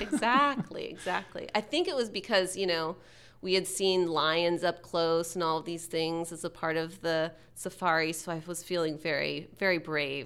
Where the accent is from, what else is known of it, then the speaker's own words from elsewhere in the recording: Texas, United States; moved away as an adult; now in Seattle, United States; being a Texan fifteen years ago and growing up in Texas and coming to Seattle